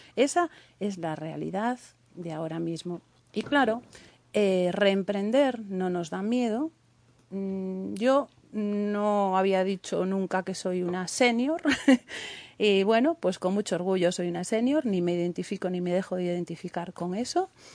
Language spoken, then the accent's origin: Spanish; Galicia, Spain; Somos gallegos